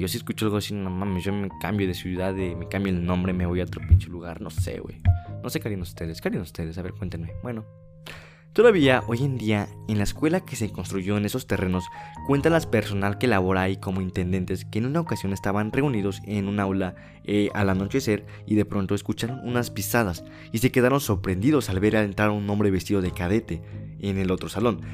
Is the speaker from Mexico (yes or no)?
yes; Tulancingo, Hidalgo, Mexico; Yo soy originario de la ciudad de Tulancingo, que es pertenece al estado de Hidalgo